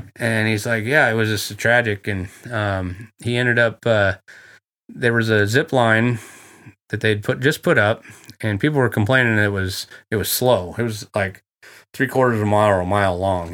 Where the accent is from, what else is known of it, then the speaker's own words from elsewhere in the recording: Coos Bay, Oregon, United States; I'm from Coos Bay, Oregon. That's where I was born